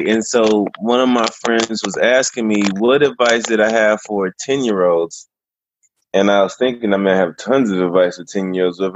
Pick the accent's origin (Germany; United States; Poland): Germany; born there; Um, I was born in Germany. Both my parents are were in the army, and so I moved a bunch because of that.